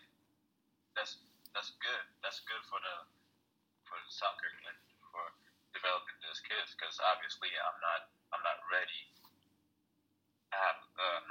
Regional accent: Ethiopia; now in United States; I am Ethiopian, and I speak my language, and I do a lot of things that are like Ethiopian, you know. And I'm also American

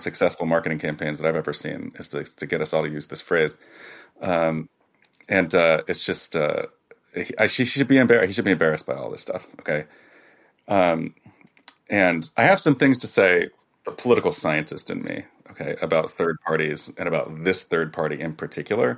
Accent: New Jersey, United States; I'm from New Jersey, so she was my governor for a while

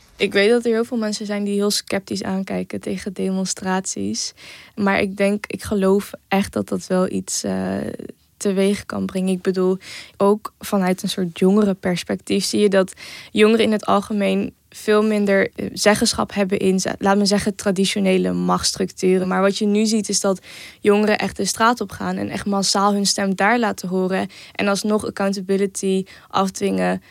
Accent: Eindhoven, North Brabant, Netherlands; ik ben 19 jaar, ik kom uit Eindhoven

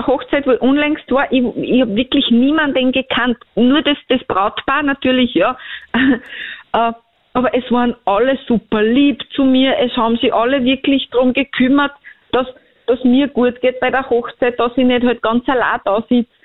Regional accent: Bosnia & Herzegovina; moved away; ich komme ja ursprünglich aus Bosnien

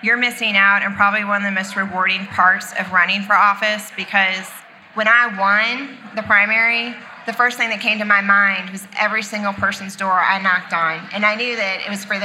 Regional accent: Missouri, United States; I'm from Missouri. It's the show me state

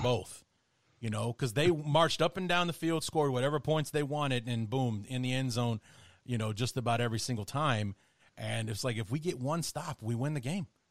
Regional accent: Chicago, Illinois, United States; I grew up in Chicago

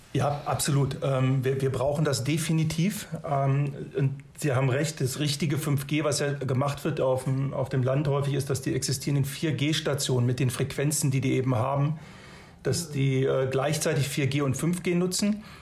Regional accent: Germany; Wir tendieren als Deutsche

